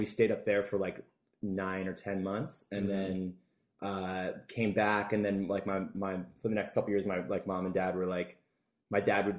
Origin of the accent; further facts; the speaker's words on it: Burlington, Ontario, Canada; I was born in Burlington.